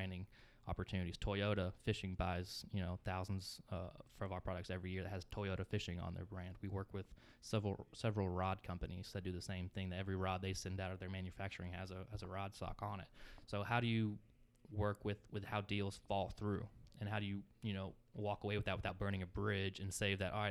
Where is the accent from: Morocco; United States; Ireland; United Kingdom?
United States; Texas; moved away; I grew up in Texas, but I'm third-generation state Bulldog